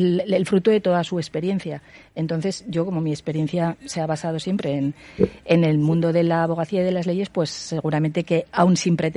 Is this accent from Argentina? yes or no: no; Huesca, Aragon, Spain; now in Zaragoza, Spain; años y estoy encantada. O sea, pero claro, soy de Huesca